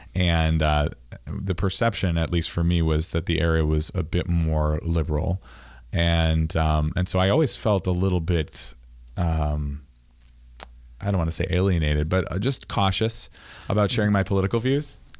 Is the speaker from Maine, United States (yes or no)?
yes; Camden, Maine, United States; I grew up here in Camden